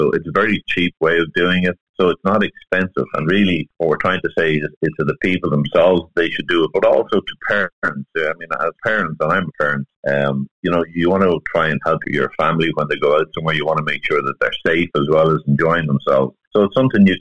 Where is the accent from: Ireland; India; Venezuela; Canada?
Ireland; as Irish people, we're very social.